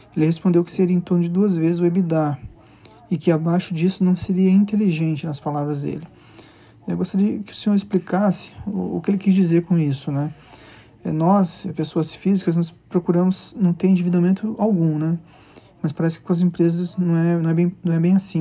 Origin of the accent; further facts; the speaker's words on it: Linhares, Espírito Santo, Brazil; sou de Linhares, Espírito Santo